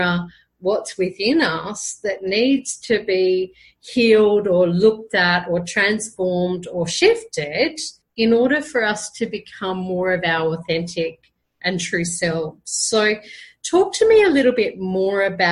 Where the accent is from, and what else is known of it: Brisbane, Queensland, Australia; now in Colombia